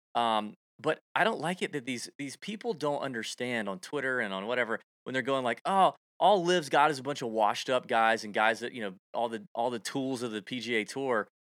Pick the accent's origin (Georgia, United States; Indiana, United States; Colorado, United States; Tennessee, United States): Georgia, United States; Augusta; people say that about Augusta all the time, my hometown